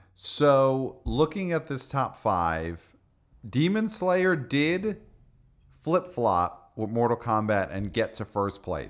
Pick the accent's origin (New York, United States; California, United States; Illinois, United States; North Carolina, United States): New York, United States; New York City; as a son of Brooklyn